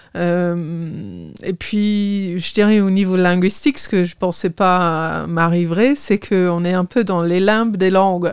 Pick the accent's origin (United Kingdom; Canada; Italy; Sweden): United Kingdom; Torquay, South West England; French is a second language; moved away as an adult; also born or lived in Bath / Belfort; now in Sierck-les-Bains, France; je suis née à Torquay, Torquay, euh, plus exactement, dans le Devon